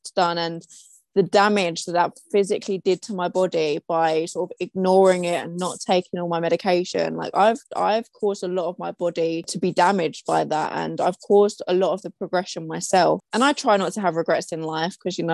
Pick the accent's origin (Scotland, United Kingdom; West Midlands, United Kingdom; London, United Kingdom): London, United Kingdom; I am from London in the UK